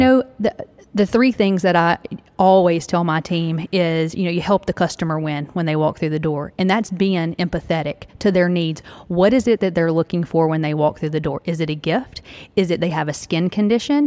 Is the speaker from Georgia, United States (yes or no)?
no; Tennessee, United States; I'm from Tennessee, right here in Tennessee